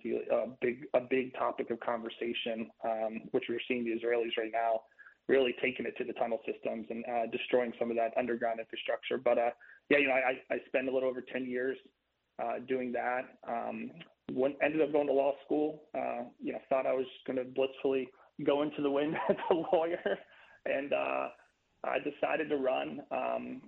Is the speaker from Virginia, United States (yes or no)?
yes; Virginia's 7th Congressional District, United States; I'm running in the 7th Congressional District, which is my hometown